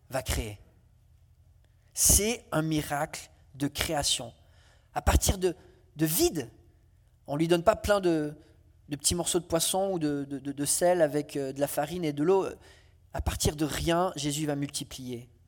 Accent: France; Alors, euh, comme je suis français, j'aime bien la cuisine

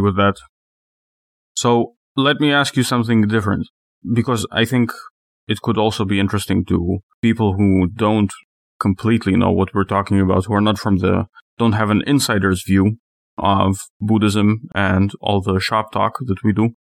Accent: Israel; moved away; I'm from Israel

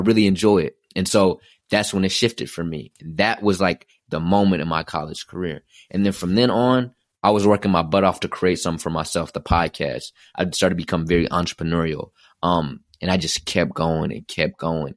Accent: Dallas, Texas, United States; moved away as an adult; also born or lived in Philadelphia; I'm leaving home. I'm from Dallas, Texas. I went to Philadelphia

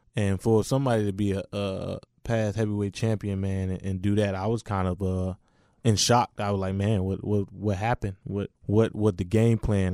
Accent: Richmond, Virginia, United States; I represent, you know, the Washington, D C area, but I'm from Richmond, Virginia.

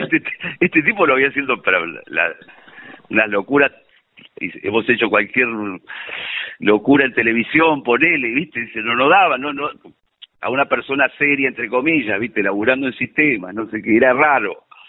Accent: Buenos Aires, Argentina; Yo nací en Belgrano, de, en Capital. Mm. Eh, soy de Belgrano

